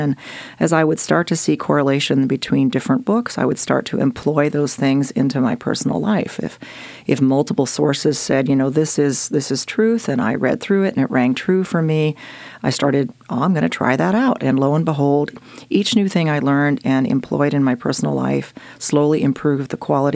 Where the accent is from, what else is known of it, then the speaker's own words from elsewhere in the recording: Jefferson, Oregon, United States; also born or lived in Austria; I grew up in Jefferson, Oregon.